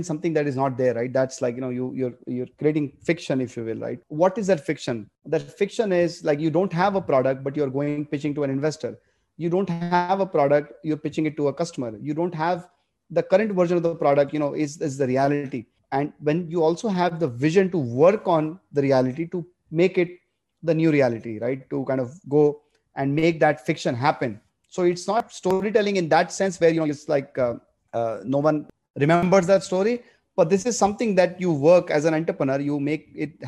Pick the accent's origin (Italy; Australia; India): India; Ahmedabad, Gujarat; moved away; also born or lived in Bombay / United States; I grew up in Ahmedabad